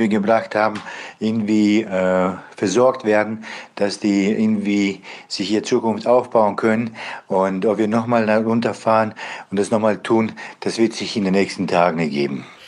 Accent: Bosnia & Herzegovina; now in Germany; Ich komme ursprünglich selber aus Bosnien

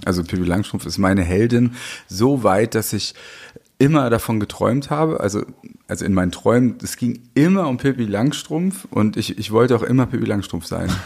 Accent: West Germany, Germany; ich bin ja in Westdeutschland groß geworden

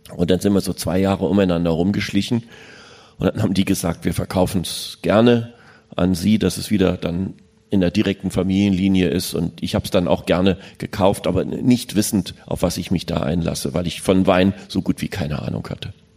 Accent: Berlin, Germany; Ich bin da in West-Berlin aufgewachsen

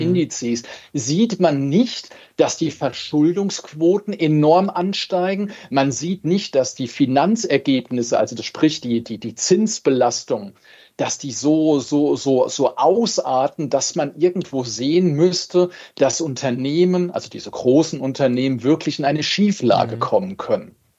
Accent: Germany; bei uns in Deutschland

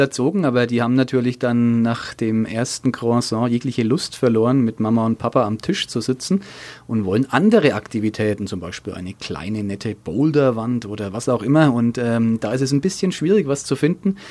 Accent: Nuremberg, Bavaria, Germany; Ich bin am alten Kanal groß geworden in der Nähe von der Gartenstadt in Nürnberg

